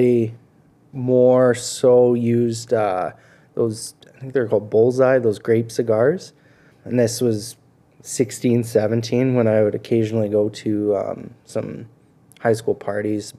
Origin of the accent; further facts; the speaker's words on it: Clandonald, Alberta, Canada; also born or lived in Vermilion, Alberta / Lloydminster; I grew up in Clondonald.